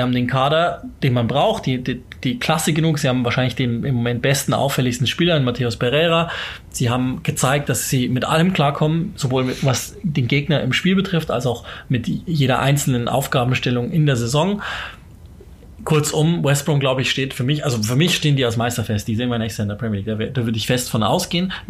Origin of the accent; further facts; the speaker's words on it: Germany; Also wie gesagt, wir sind Deutsche.